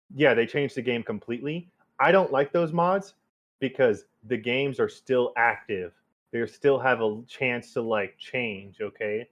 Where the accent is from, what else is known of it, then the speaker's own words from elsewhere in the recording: United States; I'm such an American